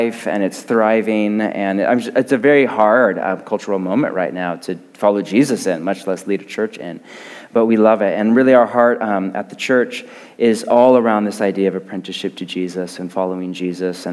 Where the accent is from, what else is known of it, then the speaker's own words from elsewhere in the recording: Portland, Oregon, United States; I'm from Portland, Oregon